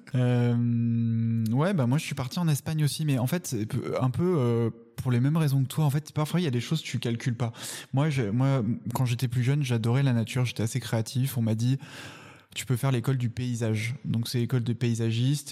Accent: Paris, Île-de-France, France; also born or lived in Salamanca; j'étais à Paris, j'étais parisien déjà, je suis né à Paris

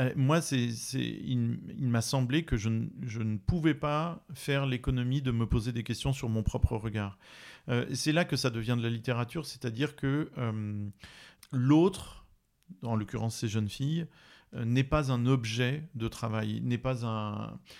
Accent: France; je suis français de métropole

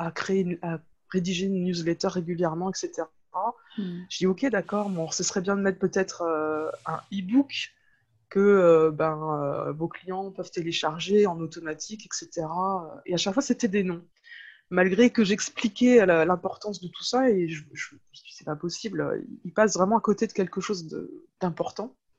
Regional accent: France; moved away as an adult; also born or lived in Nancy / Thonon-les-Bains; pour nous euh, français

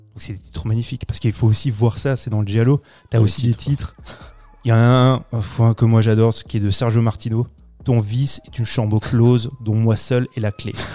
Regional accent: France; chez nous en France

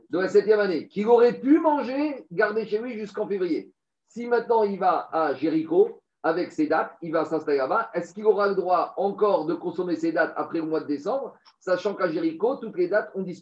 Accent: Tiberias, Northern District, Israel; En gros, moi, j'ai réussi à faire une bonne affaire parce que je viens de Tibériade.

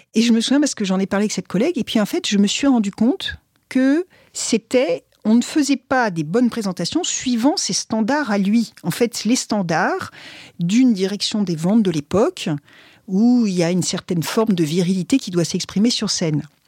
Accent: France; en tant que Français

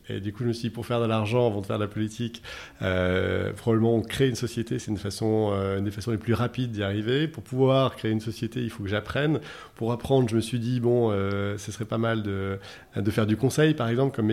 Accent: France; now in Casablanca, Morocco

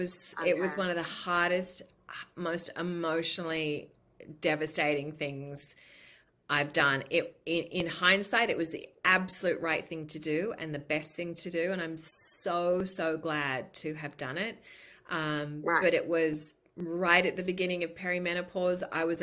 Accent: New South Wales, Australia; now in United States; And I was like, I'm from New South Wales State.

